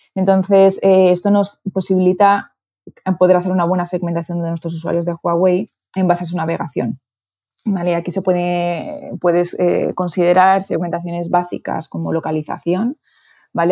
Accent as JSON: {"language": "Spanish", "town": "Toledo", "region": "Castilla-La Mancha", "country": "Spain", "also_born_or_lived": "Madrid / Miami / New York", "moved": "as an adult", "said": "soy de Toledo, pero estudié en Madrid"}